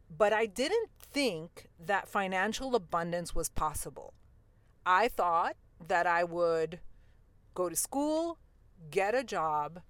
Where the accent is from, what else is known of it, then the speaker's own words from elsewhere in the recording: New York City, New York, United States; I grew up in New York City in Queens